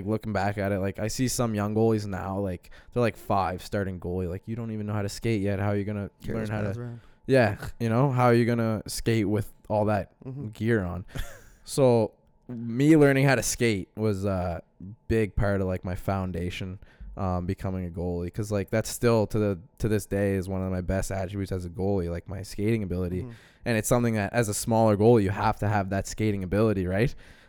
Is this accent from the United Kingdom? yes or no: no; Halifax, Nova Scotia, Canada; I grew up down in the West End.